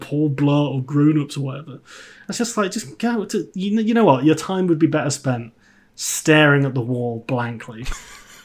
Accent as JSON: {"language": "English", "country": "United Kingdom", "said": "we're British"}